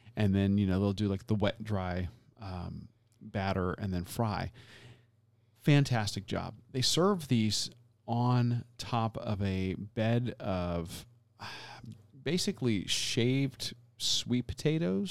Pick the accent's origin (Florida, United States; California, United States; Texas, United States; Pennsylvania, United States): Florida, United States; I grew up in Florida my entire life